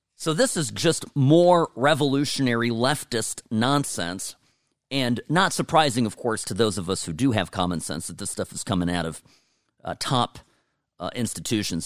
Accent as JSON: {"language": "English", "country": "United States", "said": "I am an American, but my parents came here from Eastern Europe"}